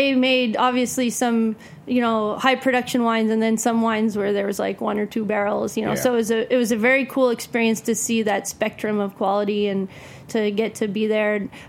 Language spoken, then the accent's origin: English; Napa Valley, California, United States; moved away as an adult; now in Long Island, United States; I grew up in Napa Valley in California.